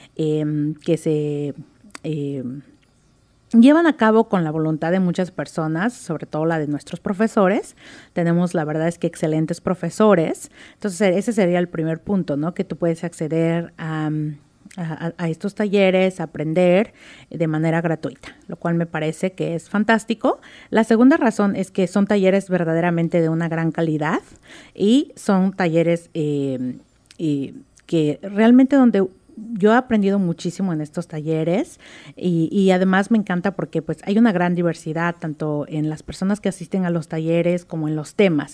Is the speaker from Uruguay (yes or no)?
no; Oaxaca, Mexico; moved away as an adult; now in Seattle, United States; Yo nací en Oaxaca, eh, tuve el privilegio de haber nacido en Oaxaca, así que soy oaxaqueña, orgullosa oaxaqueña.